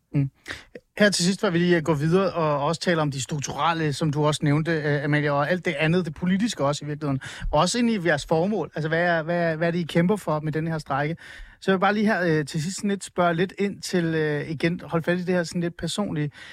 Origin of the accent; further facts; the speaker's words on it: Iran; now in Denmark; Jeg er oprindelig fra Iran